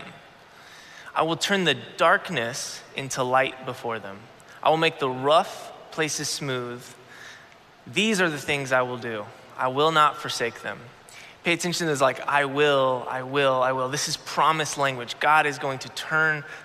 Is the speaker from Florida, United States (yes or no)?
yes; Florida, United States; I grew up in Florida